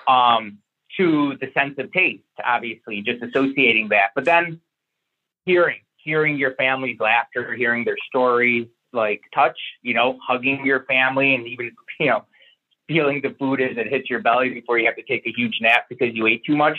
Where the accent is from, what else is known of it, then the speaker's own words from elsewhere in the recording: Syracuse, New York, United States; moved away; also born or lived in Buffalo, New York; I'm from Syracuse, New York